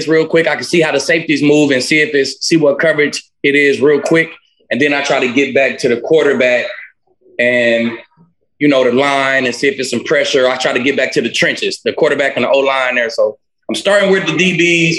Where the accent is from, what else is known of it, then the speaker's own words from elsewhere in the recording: Allen, Texas, United States; I'm from Texas. Kyler is from Texas. We both here in Allen, Texas